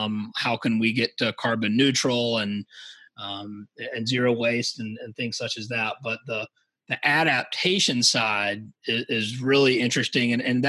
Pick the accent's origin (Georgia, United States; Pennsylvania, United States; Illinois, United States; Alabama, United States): Georgia, United States; Savannah; now in Charleston, United States; So I'm from Savannah. So Albert and I are have that in common. And now I'm in his neck of the woods up in Charleston.